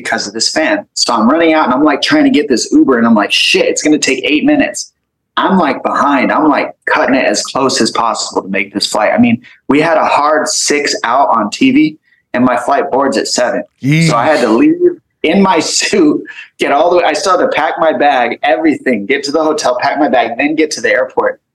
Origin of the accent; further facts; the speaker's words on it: Tucson, Arizona, United States; he's from my hometown